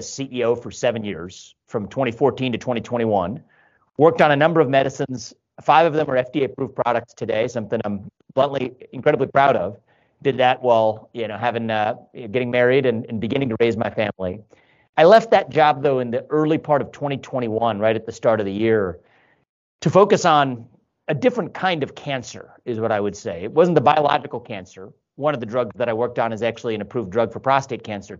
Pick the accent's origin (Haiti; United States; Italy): United States; Cincinnati, Ohio; moved away as an adult; also born or lived in Columbus, Ohio / Northeast United States; born and raised in Cincinnati, live in Columbus now, but a 15-year detour in the Northeast